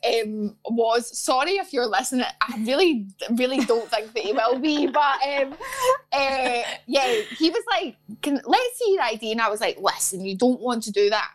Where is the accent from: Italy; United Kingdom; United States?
United Kingdom; Glasgow, Scotland; moved away; also born or lived in London; growing up in Glasgow